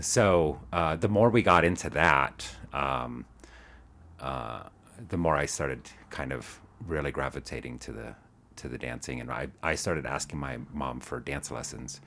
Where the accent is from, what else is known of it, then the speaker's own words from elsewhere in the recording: Tucson, Arizona, United States; also born or lived in Chandler, Arizona; now in Denver, United States; I grew up in Arizona, so, um, mostly, uh, well, kind of various places. I was, um, Tucson when I was, I think we moved there when I was four